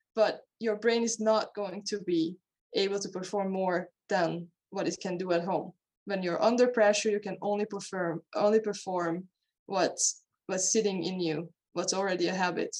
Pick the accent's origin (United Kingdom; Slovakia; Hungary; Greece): Hungary; moved away as an adult; now in Denmark; I'm originally from Hungary. I was born and raised in Hungary, and then I moved to Denmark to go to university. And that's where I live today